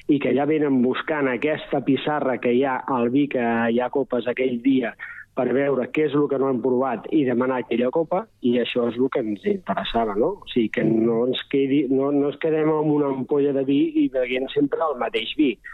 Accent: Berga, Catalonia, Spain; moved away as an adult; now in Castellar del Vallès, Spain; jo he viscut tota la vida a Berga, però soc de poble

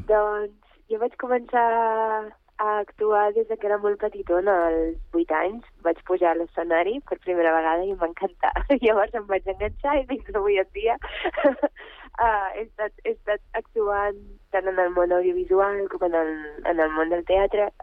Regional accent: Catalonia, Spain; also born or lived in Bulgaria; jo vaig néixer a Bulgària, vaig immigrar a, aquí a Catalunya quan era molt petita amb els meus pares

